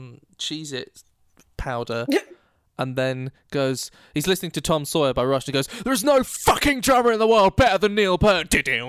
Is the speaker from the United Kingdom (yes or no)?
yes; Glasgow, Scotland, United Kingdom; actually I'm here from Glasgow, and I'm reporting with Amber Saver. I know, I can actually do quite a sexy Glaswegian accent, eh?